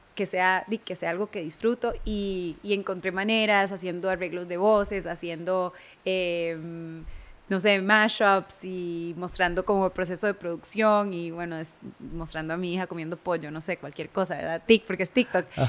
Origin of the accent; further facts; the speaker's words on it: Costa Rica; moved away as an adult; also born or lived in Los Angeles, United States; mi historia como tica, de dónde vengo, de dónde soy